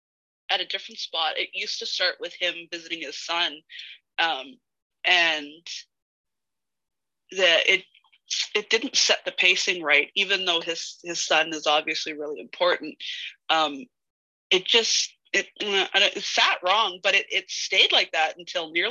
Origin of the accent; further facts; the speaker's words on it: Canada; It must be in my DNA as a Canadian